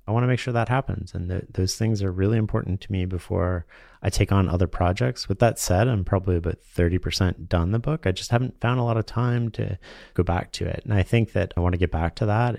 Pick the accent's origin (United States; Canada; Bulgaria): Canada; being Canadian and naturally trusting